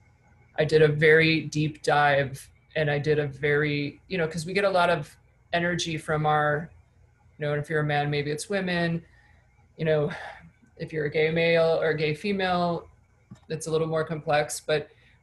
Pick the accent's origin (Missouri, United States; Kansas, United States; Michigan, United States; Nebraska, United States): Michigan, United States; moved away; I come from Michigan, you know, not a lot of money, and people don't really leave where I'm from